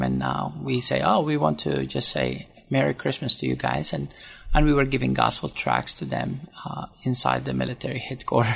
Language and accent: English; Sudan; moved away; also born or lived in Syria (ancestry); I was born in Sudan and uh, but to a Catholic family